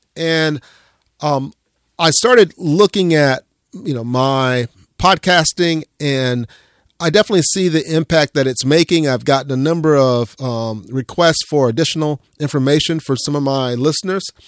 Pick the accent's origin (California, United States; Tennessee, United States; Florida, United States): Florida, United States; Central; growing up in Central Florida